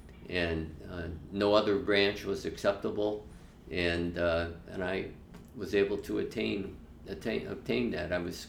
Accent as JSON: {"language": "English", "town": "Chicago", "region": "Illinois", "country": "United States", "tie": "born or raised there", "said": "I grew up in Chicago, went to Chicago Public Schools, went to the University of Illinois, and I got my commission in the Army."}